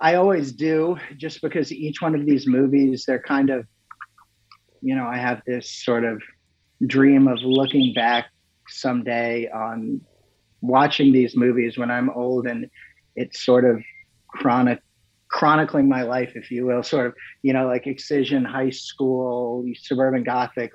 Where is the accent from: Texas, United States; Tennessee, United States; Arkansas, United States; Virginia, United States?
Virginia, United States; McLean; growing up where I grew up in Northern Virginia